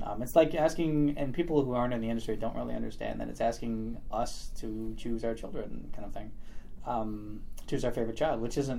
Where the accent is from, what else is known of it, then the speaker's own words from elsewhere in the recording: Memphis, Tennessee, United States; Most people can't tell because I don't have an accent, but I was born and raised in Memphis, Tennessee.